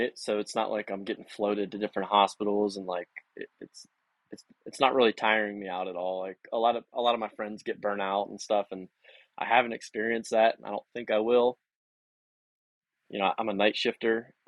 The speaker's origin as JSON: {"language": "English", "town": "Beaver Falls", "region": "Pennsylvania", "country": "United States", "tie": "born or raised there", "moved": "as an adult", "said": "I'm originally from Western PA. Outside, a little bit north of Pittsburgh, called Beaver Falls. Grew up there"}